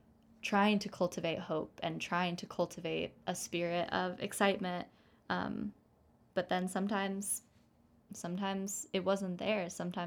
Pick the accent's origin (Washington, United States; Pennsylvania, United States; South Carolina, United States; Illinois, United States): Washington, United States; Seattle; Stars, you know that I'm from Seattle, and it's kind of, it feels like more comfortable for me in a way